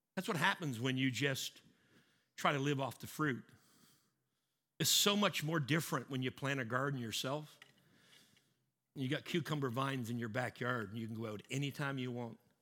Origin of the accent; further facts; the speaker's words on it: Canada; I'm Canadian.